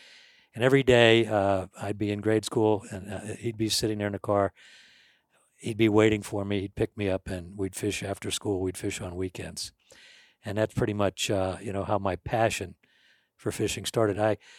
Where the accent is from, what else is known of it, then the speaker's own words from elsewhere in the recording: St. Louis, Missouri, United States; I was from St. Louis, Missouri. I must have been, I don't know, 3-4 years old, 5 years old, whatever.